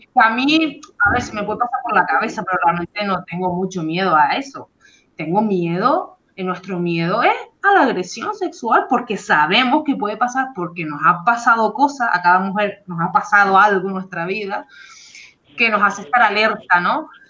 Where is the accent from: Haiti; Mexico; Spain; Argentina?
Spain; Canary Islands; moved away as an adult; las Islas Canarias, de donde yo soy